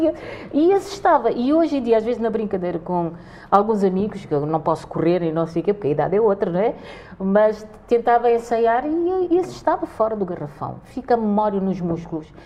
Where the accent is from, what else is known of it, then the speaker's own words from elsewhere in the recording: Cape Verde; now in Portugal; somos cabo-verdianos